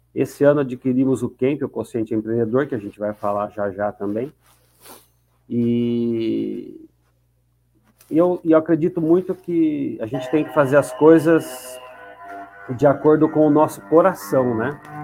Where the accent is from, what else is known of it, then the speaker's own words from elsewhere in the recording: Campinas, São Paulo, Brazil; Sou de Campinas, torcedor do Guarani de Campinas.